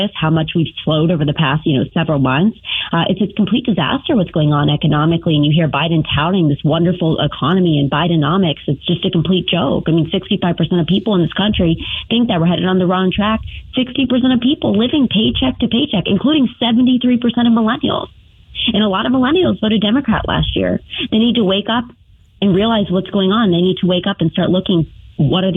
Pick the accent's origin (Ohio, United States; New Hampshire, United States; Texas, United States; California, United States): Ohio, United States; here in my home state of Ohio